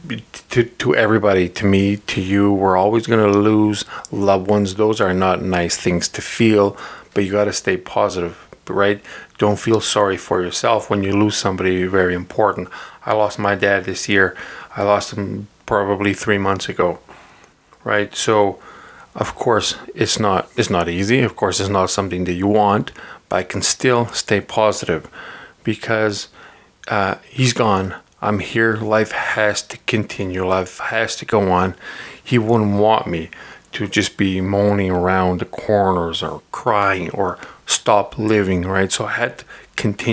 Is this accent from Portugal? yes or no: yes; Portugal; moved away; when I was growing up in Portugal